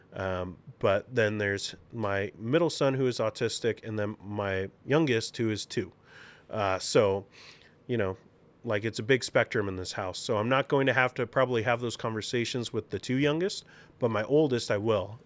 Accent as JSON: {"language": "English", "town": "Seattle", "region": "Washington", "country": "United States", "said": "we want our Sonics back, um, because we're both from Seattle"}